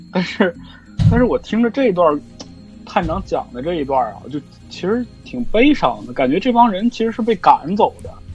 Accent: Jilin, China; accent: Northeastern; 大家一听这个，我这声音肯定就知道，我这一东北人

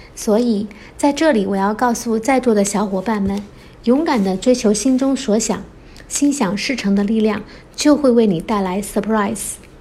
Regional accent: China; also born or lived in Guangdong; 我来自中国，现在居住在广东省，从事通信设备维护工作

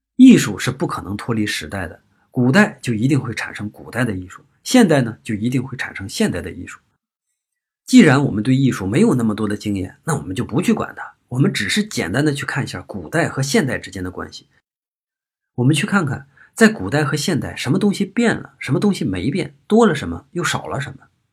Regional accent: on the border with Shandong, Hebei, China; 我老家在河北和山东的交界

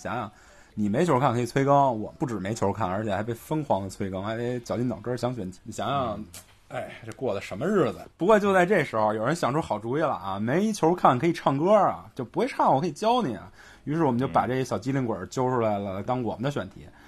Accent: Beijing, China; 们不不不，我们都是北京人，

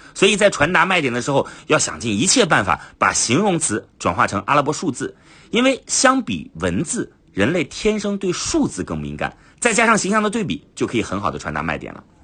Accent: China; 我们中国人

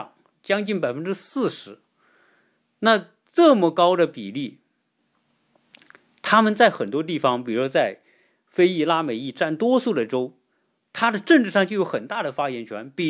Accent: Hong Kong; now in United States; 包括台湾的了啊，包括我们从香港过来的啊，所有这些中国人的这种华人吧

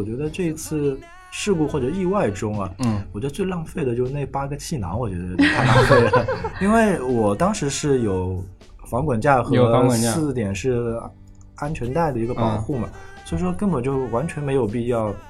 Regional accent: Shanghai, China; 我有可能作为一个上海人

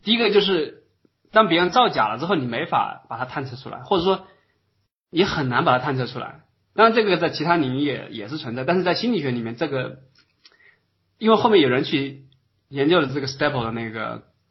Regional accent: Hubei, China; moved away as an adult; also born or lived in Wuhan, China / Beijing, China; now in Germany; 我是湖北人啊

